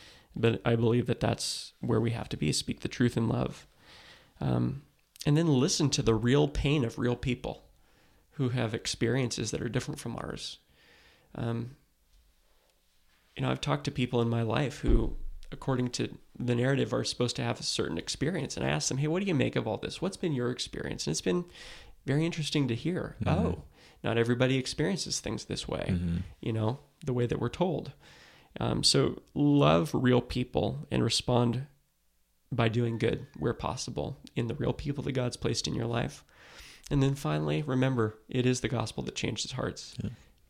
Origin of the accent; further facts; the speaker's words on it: West Coast, United States; For me, you know, I grew up on the West Coast where these things look differently than they do in the South.